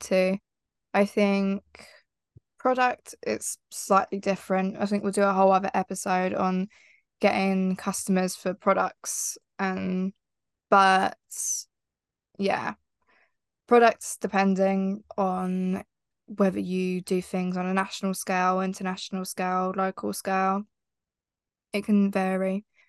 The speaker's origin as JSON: {"language": "English", "town": "Heathfield", "region": "South East England", "country": "United Kingdom", "tie": "born or raised there"}